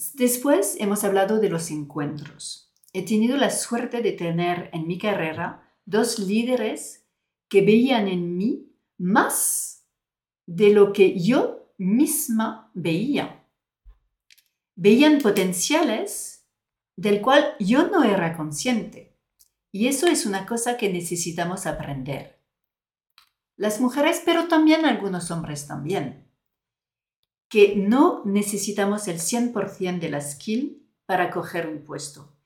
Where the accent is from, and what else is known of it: France; Spanish is a second language; moved away as an adult; now in Spain